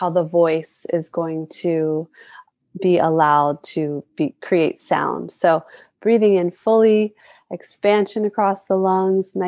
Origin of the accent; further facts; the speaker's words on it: North Carolina, United States; now in Hawaii, United States; I was born and raised in the United States on the mainland in North Carolina